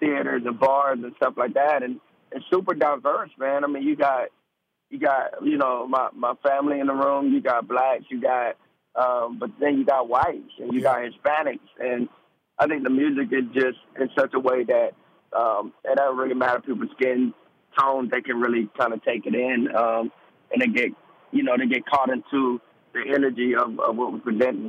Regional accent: Georgia, United States; also born or lived in Delaware / Germany; now in South Carolina, United States; Born Delaware, first 2 years Germany primarily. I grew up in Georgia, state of Georgia, and now I'm in South Carolina.

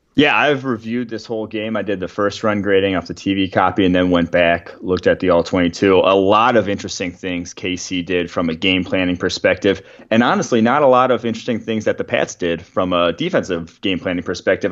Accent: Champaign, Illinois, United States; moved away as an adult; also born or lived in Milwaukee, Wisconsin; now in Cincinnati, United States; I went to high school in Champaign, Illinois, right by the campus of U

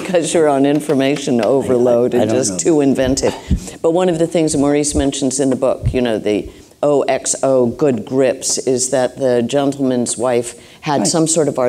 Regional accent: Ireland; If the Irish can do something, and of course I'm Irish, so, you know, but we're still good friends

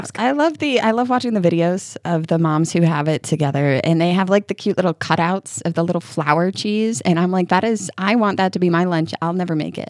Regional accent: New York, United States; moved away as an adult; now in Kentucky, United States; I grew up in New York. So my school ran from Labor Day to mid June

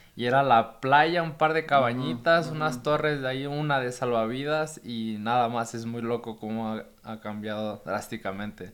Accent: Puerto Escondido, Oaxaca, Mexico; Y yo nací ahí en Puerto Escondido

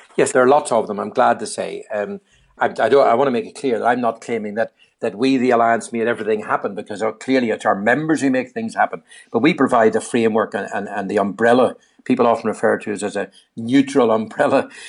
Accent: Northern Ireland, United Kingdom; moved away; my home country again called Age, N I, Age Northern Ireland

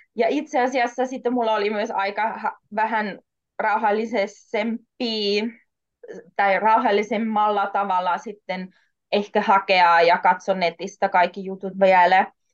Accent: Austria; first language German, Polish; Finnish is a second language; moved away as an adult; also born or lived in Warsaw, Poland; now in Jyväskylä, Finland; mä oon Itävallasta kotoisin, mä oon syntynyt Varsovassa, Puolassa

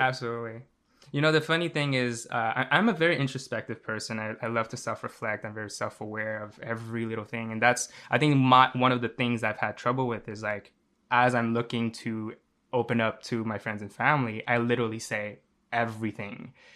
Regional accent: Montreal, Quebec, Canada; I'm from Montreal, Canada.

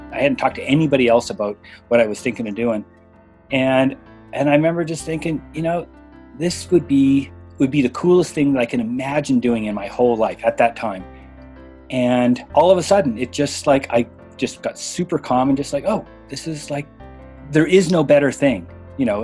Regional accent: Canada; now in Bishop, United States; I live in Bishop, California. And I grew up in Canada

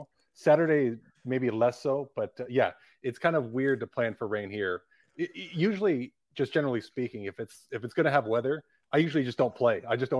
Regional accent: Livermore, California, United States; I'm from Livermore, California, which is right next to Pleasanton

